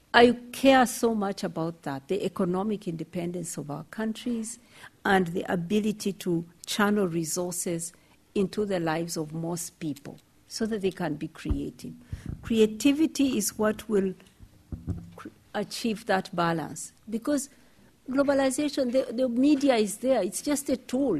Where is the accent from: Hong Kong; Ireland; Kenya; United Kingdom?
Kenya; I'm from Kenya.